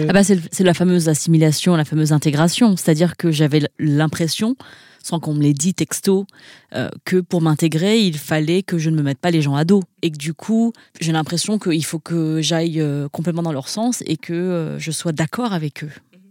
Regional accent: France; j'ai grandi dans un environnement euh, majoritairement blanc, parce que j'ai grandi en France

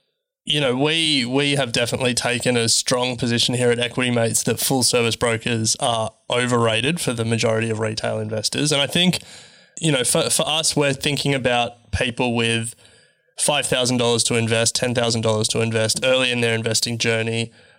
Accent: Australia; No offense to Australian companies, but you know, as Australian investors, it's now never been easier to invest overseas, which is great for us.

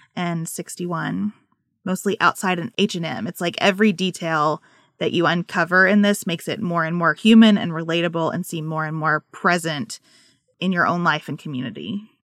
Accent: United States; as an American

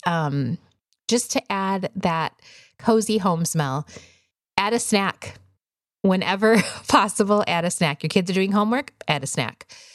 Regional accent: Wisconsin, United States; now in Arizona, United States; I grew up in Wisconsin

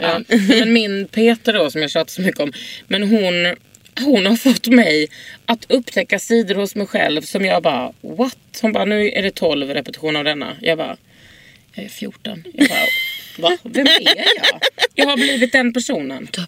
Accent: Lund, Skåne, Sweden; now in Stockholm, Sweden; i Lund där jag kommer ifrån

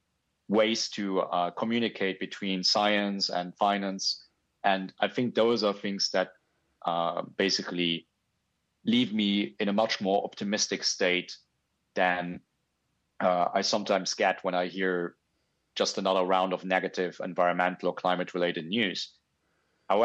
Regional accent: Luxembourg; now in Japan; I grew up in Luxembourg. I now live in Japan

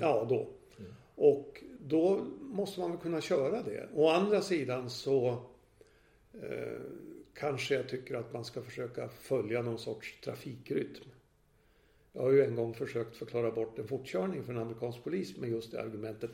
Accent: Gävle, Gävleborg County, Sweden; now in Stockholm, Sweden; min födelsestad Gävle

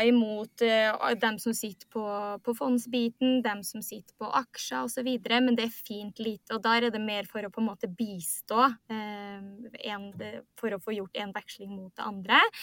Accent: Trondheim, Trøndelag, Norway; moved away as an adult; now in Oslo, Norway; jeg er fra, fra Trondheim, men eh, kaller meg sjøl for klimaflyktning. Fordi jeg flytta til Oslo

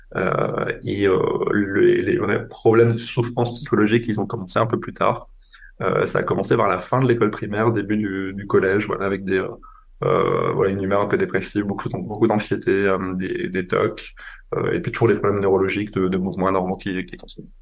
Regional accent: on the Franco-German border, Grand Est, France; now in Paris, France; j'ai grandi en France, j'ai grandi à la frontière euh, franco-allemande

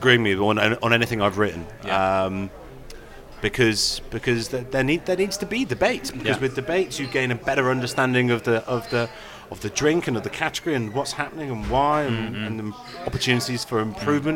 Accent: Gloucestershire, South West England, United Kingdom; I'm from Gloucestershire

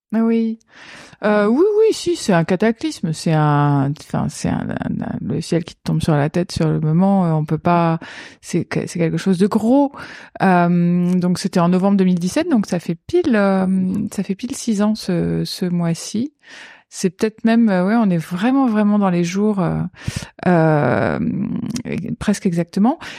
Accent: Paris region, Île-de-France, France; je suis née en 1976 à Paris. J'ai grandi en région parisienne

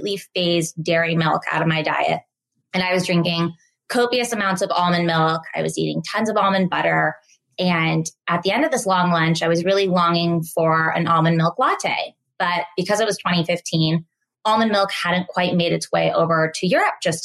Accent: Menlo Park, California, United States; also born or lived in San Francisco; I grew up in Menlo Park. I was born in San Francisco. We moved to Menlo Park pre-Facebook

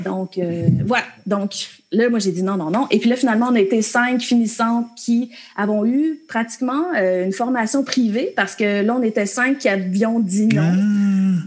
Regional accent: Frelighsburg, Quebec, Canada; je suis une petite fille de la campagne des cantons de l'Est. Euh, j'ai grandi à Frolexburg, dans un petit village

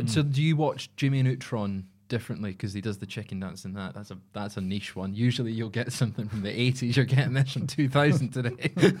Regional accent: Scotland, United Kingdom; Because I'm Scottish.

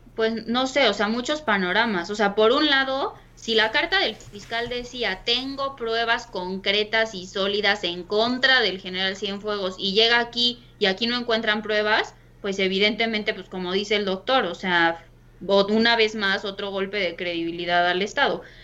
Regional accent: Mexico; como mexicanos

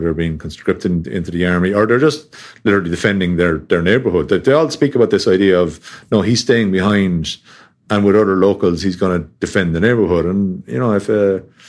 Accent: Tipperary, Munster, Ireland; I grew up down in Tipperary, which is about 2.5 hour drive from the border.

